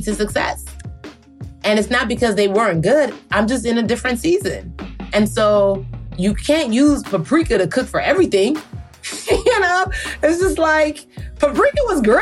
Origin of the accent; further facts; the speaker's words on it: Maryland, United States; also born or lived in Nigeria; I'm from Maryland